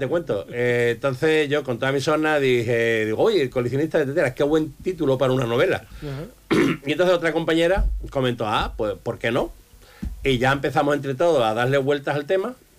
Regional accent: Campo de Gibraltar, Andalusia, Spain; la mayoría de la población del campo de Gibraltar ni siquiera habríamos nacido

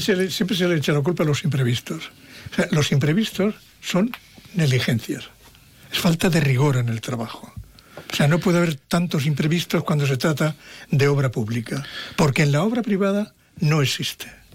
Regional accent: Mérida, Extremadura, Spain; moved away; del pueblo donde yo nací. Sabéis que yo soy de Mérito Augusta.

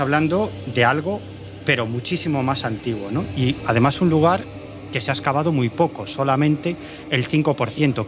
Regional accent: Galicia, Spain; En mi tierra

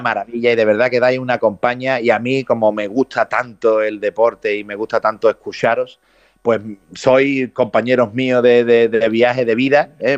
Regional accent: Jerez de la Frontera, Andalusia, Spain; voy a ser Baltasar en mi pueblo

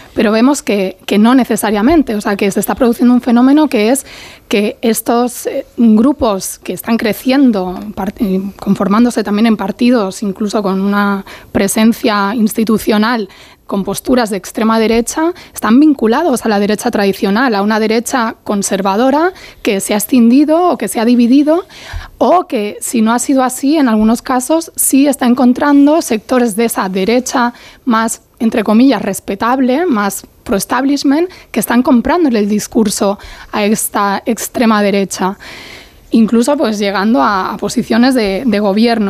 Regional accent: Catalonia, Spain; siendo catalana

